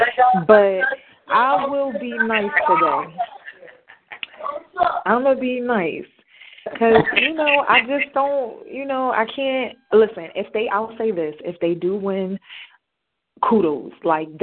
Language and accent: English; New Jersey, United States; I'm from Jersey